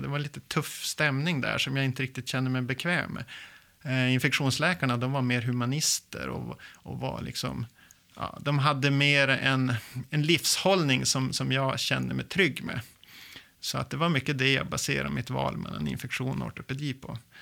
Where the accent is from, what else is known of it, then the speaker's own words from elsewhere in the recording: Lycksele, Västerbotten County, Sweden; now in Umeå, Sweden; Jag är uppväxt i inlandet i Västerbotten, i lilla Lycksele